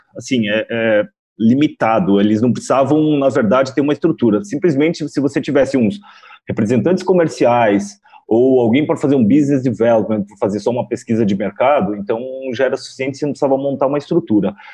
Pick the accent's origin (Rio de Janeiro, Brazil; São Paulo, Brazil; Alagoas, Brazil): São Paulo, Brazil; eu sou daqui de São Paulo. Quem me conhece sabe que sou com essa cara de japonês, mas sou brasileiro